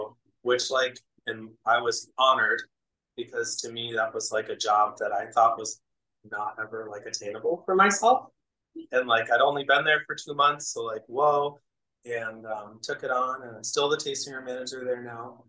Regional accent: New Hampshire, United States; also born or lived in Philadelphia, Pennsylvania; now in Rochester, United States; I'm originally from New Hampshire. So I grew up in the Northeast.

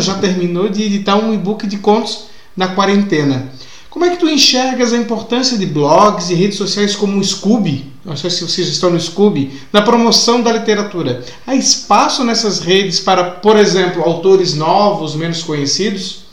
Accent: Blumenau, Santa Catarina, Brazil; na cidade de onde eu venho, que aliás, no dia da gravação hoje, que é quarta-feira, está fazendo 170 anos, cidade de Blumenau

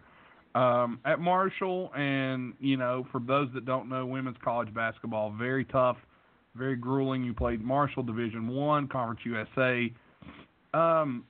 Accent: England, United Kingdom; an English guy over there

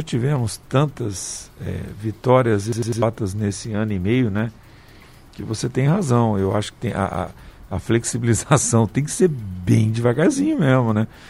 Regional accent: Paraibuna, São Paulo, Brazil; moved away; eu atendo toda sexta em Paraibuna. Manhã é dia de eu ir lá para minha terrinha.

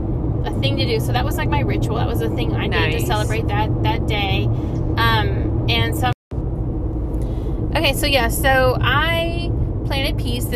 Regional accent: Texas, United States; born or raised there

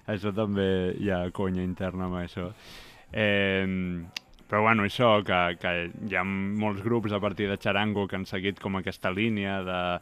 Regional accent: Premià de Mar, Catalonia, Spain; Jo vaig néixer i he viscut ah. molts anys a Premià de Mar

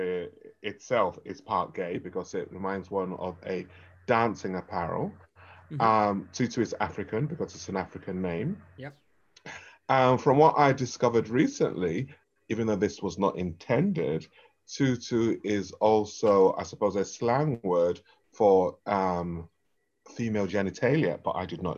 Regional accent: London, United Kingdom; If you ask me where I'm from, I'll tell you it's London

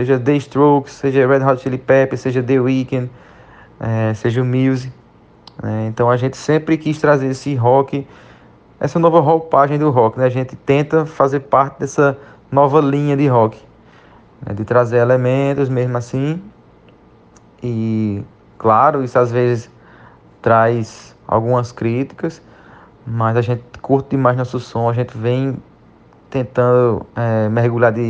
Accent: Pernambuco, Brazil; born there; now in Alagoas, Brazil; Particularmente eu mesmo sou nasci em Pernambuco, mas faz cerca de quatro anos que moro em na região da Alagoas, no estado de Alagoas.

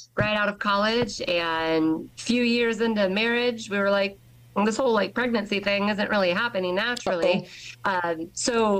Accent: Westfield, Indiana, United States; I was born and raised in Westfield

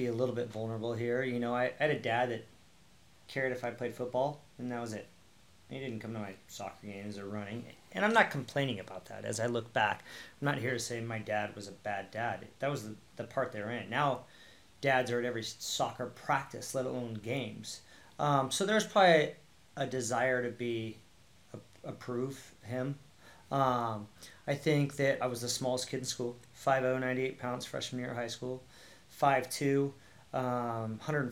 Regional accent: Newport Beach, California, United States; I moved from Long Beach to Newport

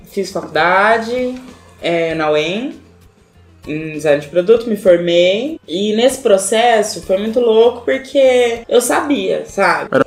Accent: Arapongas, Paraná, Brazil; born there; É, eu nasci em Arapongas

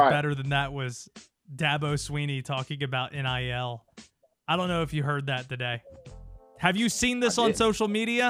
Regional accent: the South, United States; I grew up in the South, man. Southern mom.

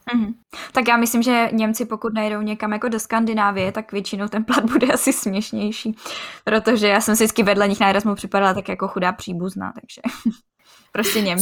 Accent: Czechia; u nás v Čechách

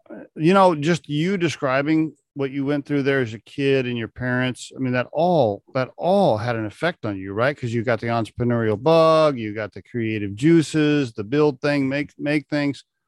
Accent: Oklahoma, United States; I grew up in Oklahoma, coincidentally, uh, right next to Kansas

